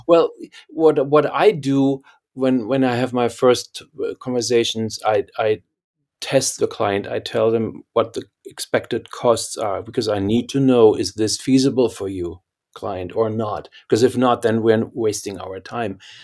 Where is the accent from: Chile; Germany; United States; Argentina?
Germany; accent: German; English is a second language; moved away; I can't hide my German accent